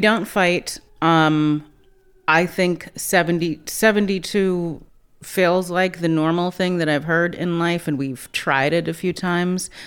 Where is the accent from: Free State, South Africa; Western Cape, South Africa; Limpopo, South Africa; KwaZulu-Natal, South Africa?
Western Cape, South Africa; Cape Town; born or raised there